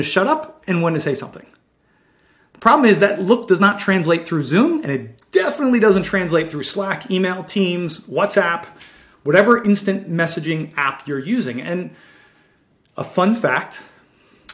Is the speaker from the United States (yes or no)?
yes; Baltimore, Maryland, United States; growing up in Baltimore City